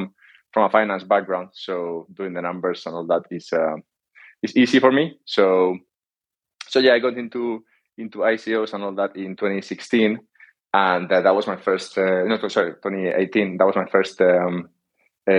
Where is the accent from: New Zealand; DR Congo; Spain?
Spain; moved away as an adult; also born or lived in London / Canada / Malta / Bali; now in Andorra; I'm originally from Spain